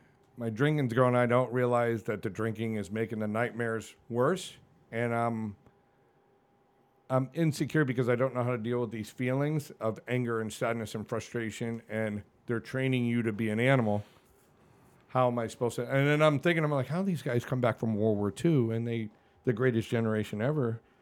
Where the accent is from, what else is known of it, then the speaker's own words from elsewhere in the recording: New England, United States; I got no shame, dude. I grew up in New England.